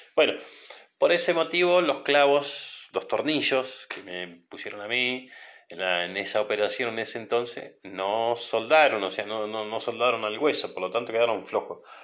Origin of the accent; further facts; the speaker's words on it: Trelew, Chubut, Argentina; Yo soy de Trelew, de la provincia del Chubut